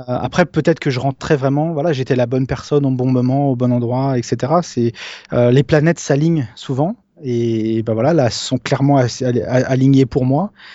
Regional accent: France; moi je suis français

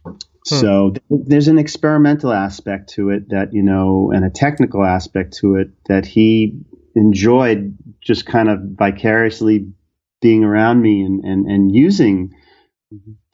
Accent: New York City, New York, United States; moved away as an adult; also born or lived in Brooklyn; now in New Jersey, United States; growing up in New York City

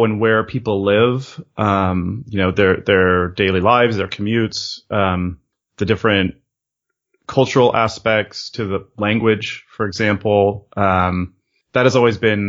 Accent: California, United States; moved away as an adult; also born or lived in Europe; I had been living in Europe, though I was originally from California, for about 2 years

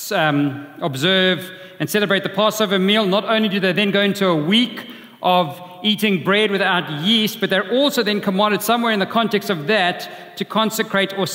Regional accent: Durban, KwaZulu-Natal, South Africa; When I was growing up in Durban, in our house, we had a view of the sea from my bedroom

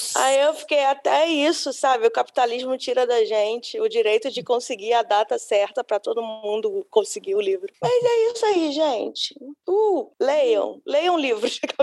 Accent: Brasília, Federal District, Brazil; eu nasci em Brasília

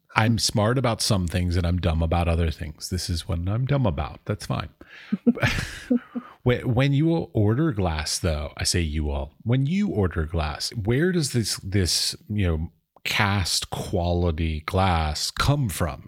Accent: United States; now in Czech Republic; I'm from America

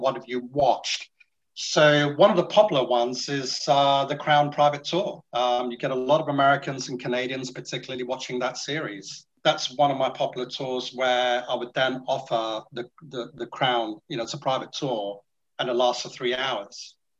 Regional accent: Singapore; now in United Kingdom; I'm from Singapore

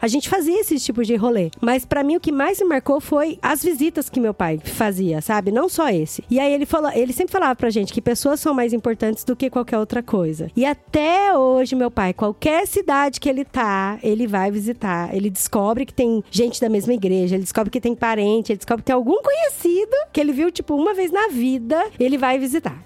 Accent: Mato Grosso do Sul, Brazil; Eu nasci e cresci no Mato Grosso do Sul

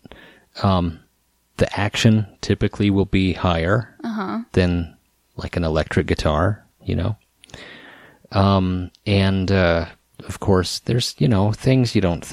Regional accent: Idaho, United States; moved away; also born or lived in Seattle, Washington; there's an antique store here in my hometown called the Trackside Mall

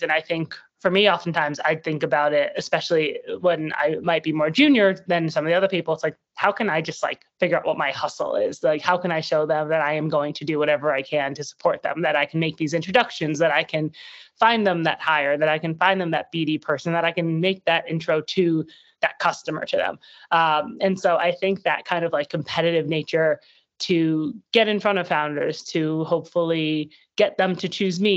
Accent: New York City, New York, United States; I grew up in New York City, so born and raised, have not really left for college.

